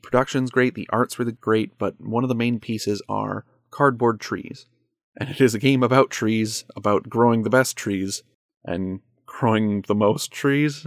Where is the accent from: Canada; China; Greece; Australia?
Canada; I'm a Canadian